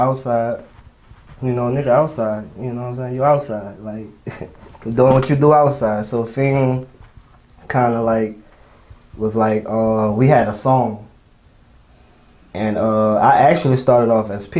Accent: New Orleans, Louisiana, United States; I'm from the East

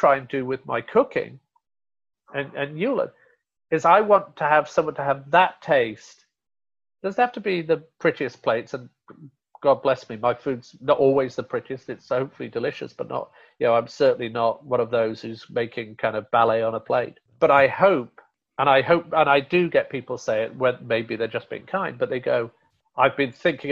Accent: Rotherham, Yorkshire and the Humber, United Kingdom; moved away; Yorkshire, where I'm from originally, Rotherham

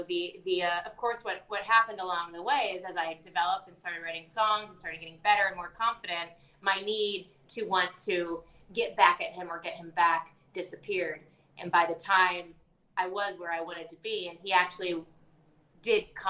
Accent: Appalachia, North Georgia, United States; moved away as an adult; also born or lived in Atlanta, United States; now in New York, United States; I am from Georgia

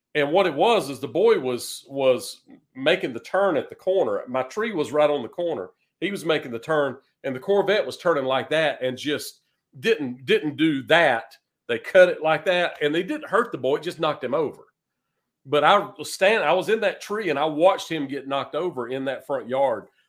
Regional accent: eastern North Carolina, United States; moved away as an adult; also born or lived in Raleigh, North Carolina / Greenville, North Carolina / Richmond, Virginia; now in Nashville, United States; I was born in Raleigh, North Carolina, and raised in eastern North Carolina

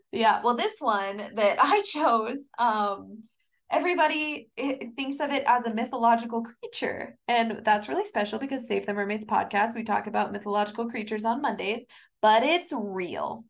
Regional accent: Kansas, United States; I'm from Kansas

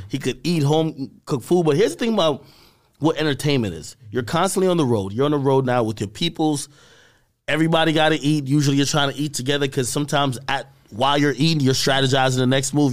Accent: Jamaica; I'm a Jamaican

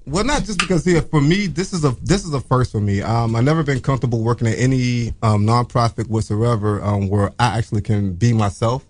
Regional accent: Norfolk, Virginia, United States; moved away; I'm from Virginia

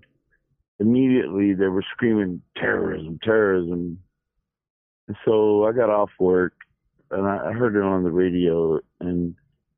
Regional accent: Houston, Texas, United States; where I grew up in Houston

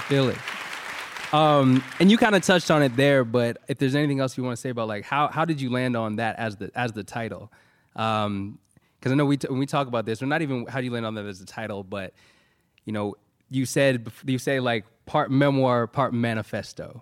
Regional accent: San Francisco Bay Area, California, United States; We're both from the Bay Area

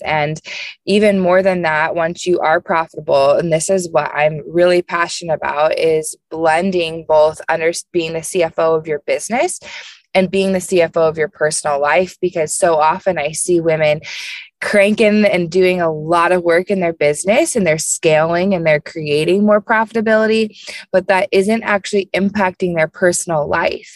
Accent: Indianapolis, Indiana, United States; I am from Indianapolis, so I'm a Midwest girl

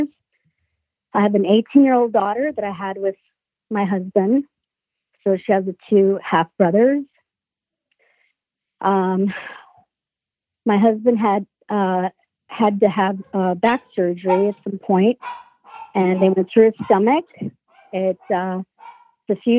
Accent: Sicily, Italy; now in United States; I was born in Italy, Sicily. So my whole family came to the United States in 1972.

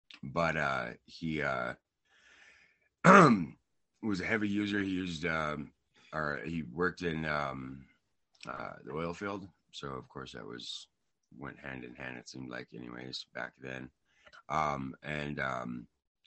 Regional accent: Rangely, Colorado, United States; also born or lived in Brush, Colorado; I was born in Brush, Colorado, raised in Rangeley, Colorado

